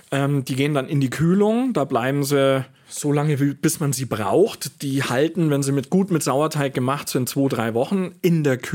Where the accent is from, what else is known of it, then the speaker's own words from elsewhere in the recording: Switzerland; bei uns in der Schweiz war das so, wir haben das Brot einfach so offen stehen lassen